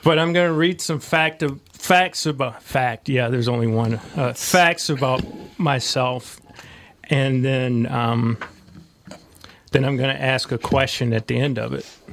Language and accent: English; St. Louis, Missouri, United States; moved away; St. Louis.